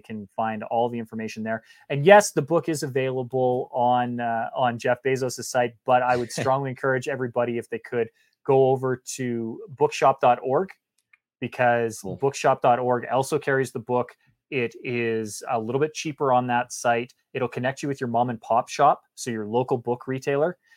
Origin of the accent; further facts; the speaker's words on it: Canada; I grew up in Canada.